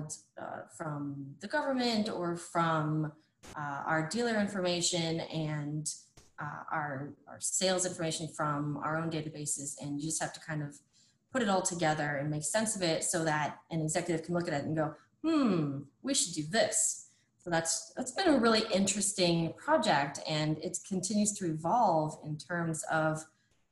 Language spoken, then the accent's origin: English; Ohio, United States; also born or lived in Florida; now in Indiana, United States; I'm originally from Ohio and then I moved to Florida and now I'm in Indiana